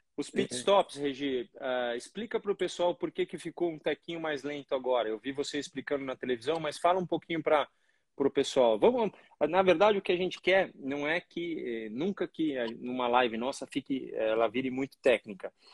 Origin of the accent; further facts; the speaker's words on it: Brazil; nós brasileiros somos muito brasileiros